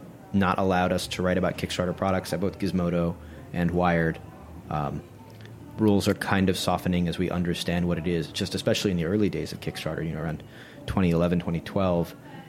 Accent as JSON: {"language": "English", "region": "New York", "country": "United States", "said": "Obviously, I'm a New Yorker"}